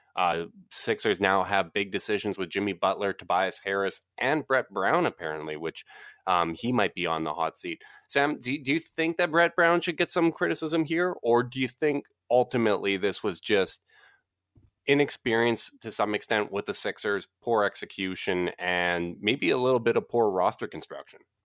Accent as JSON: {"language": "English", "country": "Canada", "said": "As the Canadian, as the polite Canadian here"}